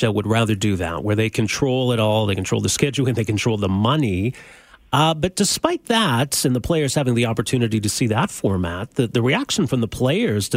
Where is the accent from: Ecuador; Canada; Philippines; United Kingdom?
Canada; Edmonton, Alberta; now in Calgary, Canada; I'm from Edmonton originally, grew up cheering for the Oilers